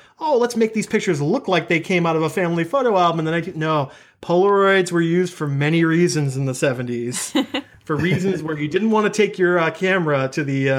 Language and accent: English; Boston, Massachusetts, United States; being a Bostonian and being someone who went to college in Boston